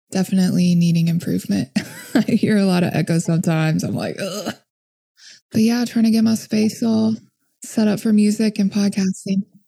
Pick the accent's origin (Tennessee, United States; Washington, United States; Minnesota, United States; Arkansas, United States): Tennessee, United States; Memphis; my hometown in Memphis